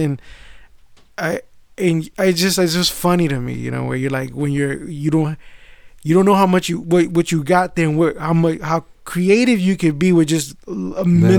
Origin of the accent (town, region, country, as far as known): United States; born or raised there